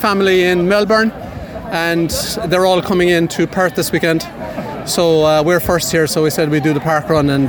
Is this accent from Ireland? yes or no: yes; Cork, Munster, Ireland; I'm from Southern Ireland, Cork, Cork County.